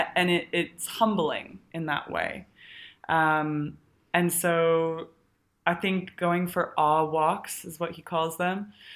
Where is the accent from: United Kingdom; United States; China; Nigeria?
United States; Colorado; I grew up in Colorado.